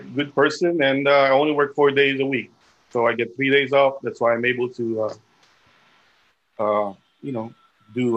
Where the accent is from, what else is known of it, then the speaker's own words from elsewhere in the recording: Manila, Metro Manila, Philippines; also born or lived in Rochester, New York; now in Los Angeles, United States; I was born in the Philippines, and I was born in Manila.